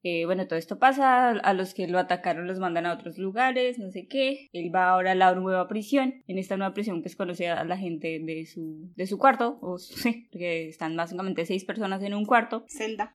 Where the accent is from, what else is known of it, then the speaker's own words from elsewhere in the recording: Colombia; Yo soy colombiana